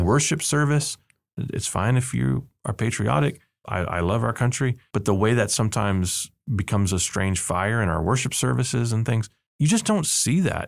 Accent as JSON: {"language": "English", "region": "South Texas", "country": "United States", "tie": "born or raised there", "moved": "yes", "said": "I grew up in South Texas, and we had what they called Winter Texans"}